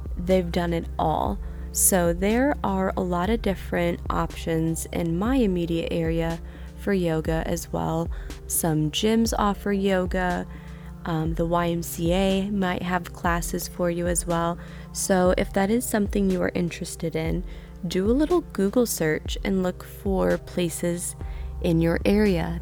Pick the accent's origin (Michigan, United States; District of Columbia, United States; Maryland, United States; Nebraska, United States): Michigan, United States; Niles; now in Indiana, United States; My hometown of Niles, Michigan